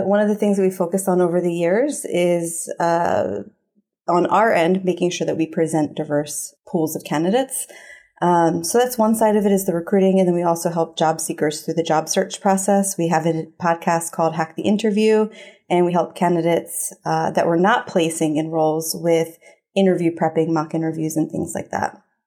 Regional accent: Philadelphia, Pennsylvania, United States; growing up in Philly

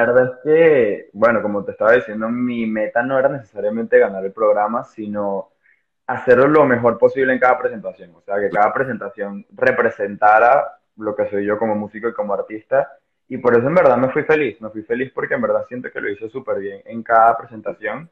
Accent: Venezuela; now in Spain; soy una persona venezolana también viviendo en España

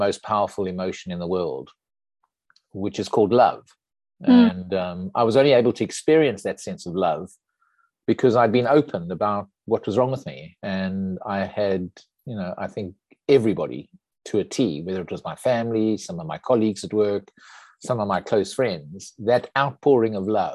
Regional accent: South Africa; moved away as an adult; I'm a South African, grew up in South Africa, went to school and university there

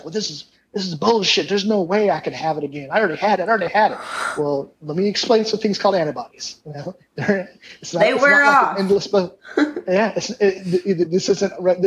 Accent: Kingman, Arizona, United States; moved away; I grew up, I was born in Kingman. I grew up on Irving and Sierra Vista

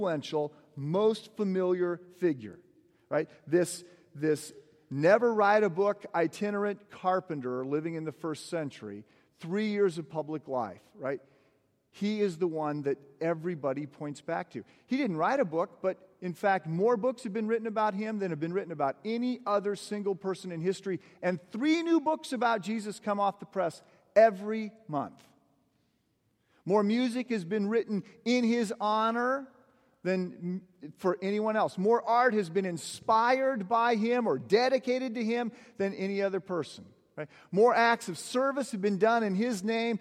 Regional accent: Moline, Illinois, United States; I was born in Moline, Illinois

